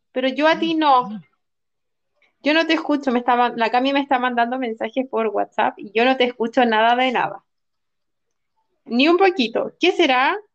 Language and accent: Spanish; Chile; a nosotros los chilenos